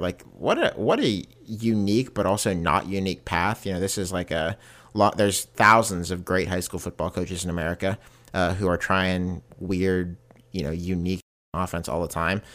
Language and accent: English; Pittsburgh, Pennsylvania, United States; my hometown of Pittsburgh